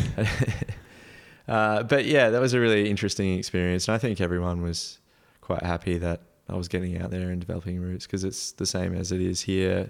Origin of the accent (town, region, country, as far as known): Townsville, Queensland, Australia; born or raised there; moved away as an adult; also born or lived in Adelaide / Norway